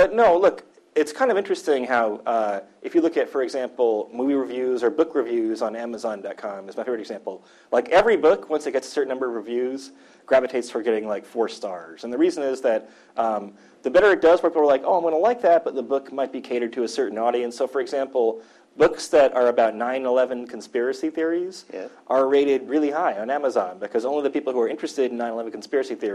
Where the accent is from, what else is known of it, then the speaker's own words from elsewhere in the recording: Midwest, United States; I'm from the Midwest